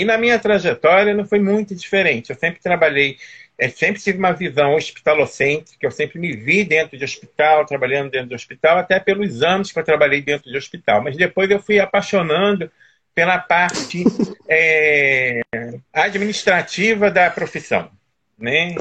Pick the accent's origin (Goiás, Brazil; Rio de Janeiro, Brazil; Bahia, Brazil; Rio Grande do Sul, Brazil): Rio de Janeiro, Brazil; Teresópolis; moved away; E eu sou aí de Teresópolis, né, natural de Teresópolis, minha família mora toda aí